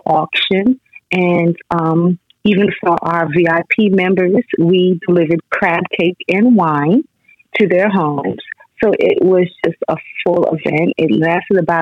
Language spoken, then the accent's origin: English; New York, United States; moved away as an adult; also born or lived in Baltimore, Maryland; now in Maryland, United States; I'm a native New Yorker, so I had to head back to New York